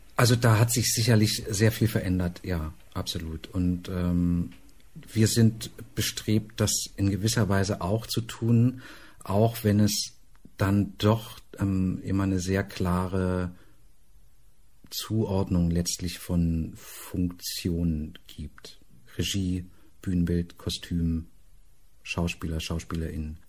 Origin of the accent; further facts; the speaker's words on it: Berlin, Germany; ich lebe in Berlin, ich komme aus Berlin